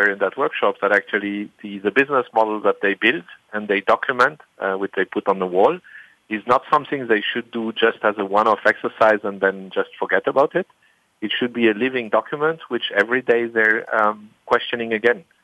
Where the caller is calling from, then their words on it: Heidelberg, Baden-Württemberg, Germany; in my office in at home um, in Germany in Heidelberg